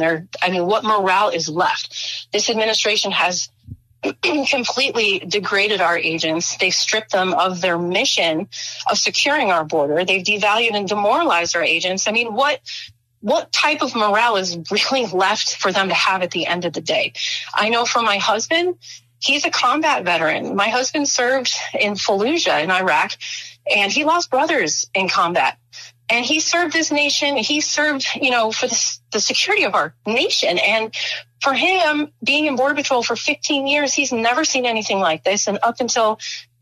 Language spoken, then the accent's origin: English; Chicago, Illinois, United States; moved away; I'm actually from Chicago. So, I mean, born, raised, grew up in Chicago.